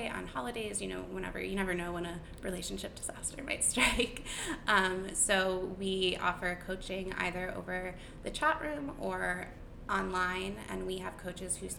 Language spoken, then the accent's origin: English; Connecticut, United States; I grew up in Connecticut, in like a really, really tiny town in Connecticut